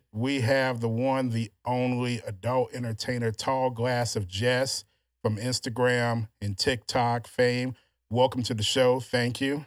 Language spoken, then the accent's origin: English; Louisiana, United States; also born or lived in Houston, Texas; now in Texas, United States; all my life growing up in Louisiana